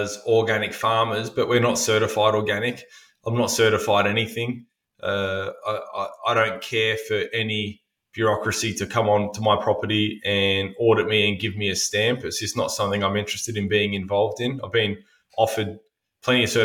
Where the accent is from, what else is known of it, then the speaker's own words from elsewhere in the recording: Albury, New South Wales, Australia; my hometown